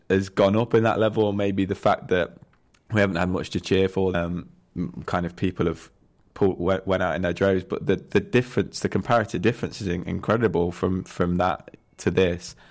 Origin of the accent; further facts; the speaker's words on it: Nottingham, East Midlands, United Kingdom; I'm from Nottingham